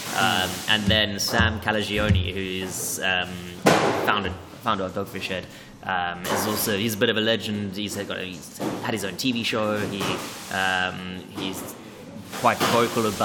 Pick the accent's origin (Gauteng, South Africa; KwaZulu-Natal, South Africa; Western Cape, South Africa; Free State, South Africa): Western Cape, South Africa; Cape Town; now in London, United Kingdom; a brewery from my hometown, Devil's Peak Brewing Company